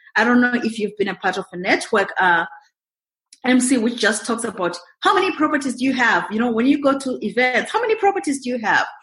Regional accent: Zimbabwe; moved away as an adult; also born or lived in Montreal, Canada / Kelowna, Canada; now in Canada; I'm originally from Zimbabwe. It's in southern Africa, right next to South Africa. Born and bred there

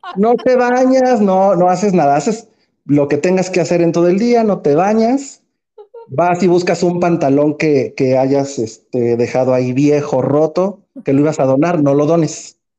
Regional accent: Mexico; como buen mexicano

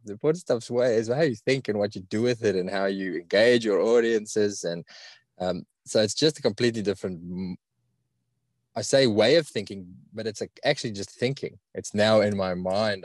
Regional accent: South Africa; accent: South African; now in Australia; I've got a really strong South African accent.

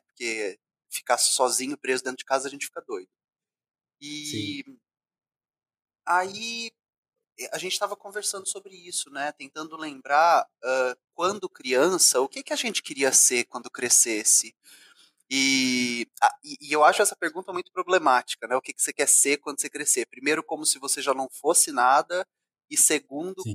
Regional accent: Ribeirão Preto, São Paulo, Brazil; moved away; also born or lived in Rio de Janeiro; Eu sou do interior de São Paulo, nasci em Ribeirão Preto

